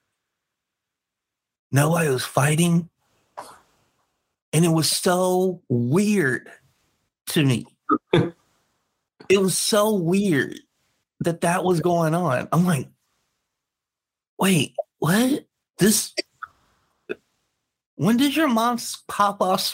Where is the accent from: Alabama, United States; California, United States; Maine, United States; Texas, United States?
California, United States; Los Angeles; I grew up in South Central